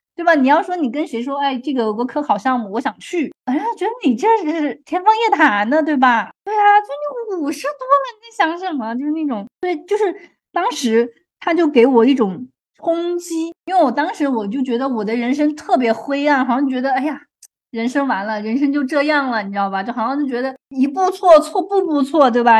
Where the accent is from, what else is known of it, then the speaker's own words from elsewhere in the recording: China; moved away as an adult; now in Canada; 我们中国人的数学比他们学得要深嘛